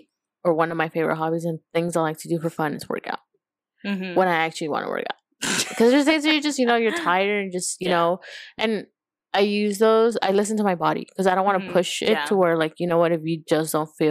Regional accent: Los Angeles, California, United States; also born or lived in Montebello / Bellflower / Compton; I born and raised in Boyle Heights.

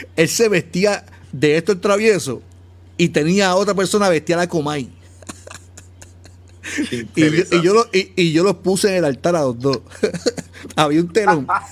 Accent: Carolina, Puerto Rico; yo soy de área metro, soy natural de Carolina

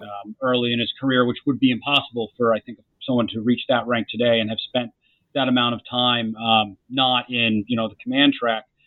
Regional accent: Jacksonville, Florida, United States; I grew up in Jacksonville, Florida

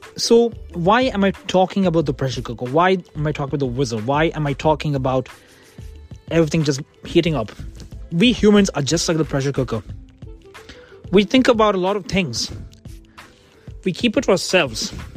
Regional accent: India; now in Kent, United Kingdom; I'm an Indian

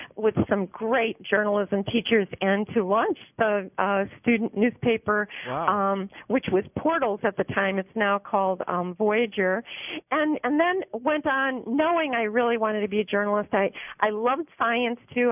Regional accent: Chicago, Illinois, United States; I grew up in uh, the Chicago area, um, in Chicago itself

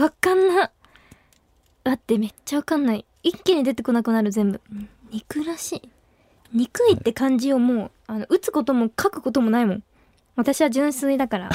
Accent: Himeji, Hyogo, Japan; moved away; 私の地元が姫路

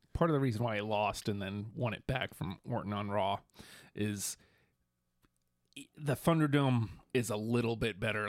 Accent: New York, United States; moved away; I'm from New York

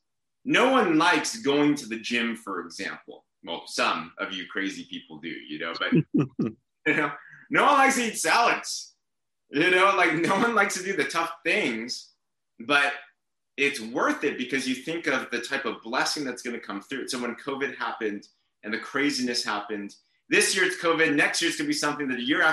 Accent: San Diego, California, United States; moved away as an adult; also born or lived in China; now in Bay Area, United States; I was born in China, but I came when I was 6 months old. So I'm pretty much American. I can understand Chinese. I can't speak it. I have a horrible accent, but I grew up in San Diego

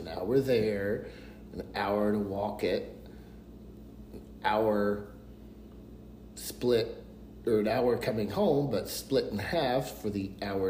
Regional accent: Tennessee, United States; in Tennessee, we call it a toboggan.

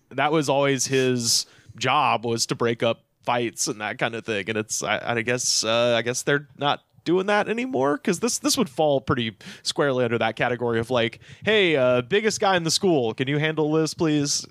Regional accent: Auburn, United States; My hometown is named for a, a poem

